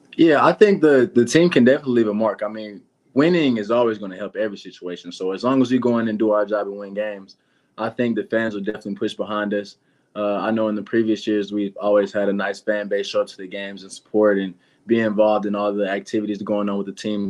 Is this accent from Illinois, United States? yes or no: no; Atlanta, Georgia, United States; I'm from Atlanta too